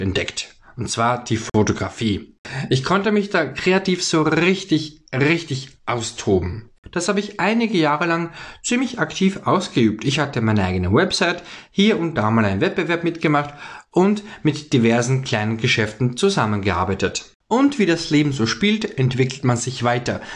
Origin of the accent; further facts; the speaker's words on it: Vienna, Austria; komme aus der wunderschönen Stadt Wien in Österreich